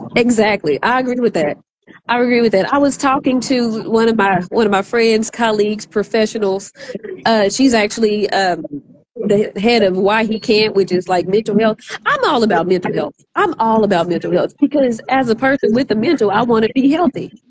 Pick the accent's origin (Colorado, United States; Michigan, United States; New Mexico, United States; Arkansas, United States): Arkansas, United States; moved away; I'm from Arkansas originally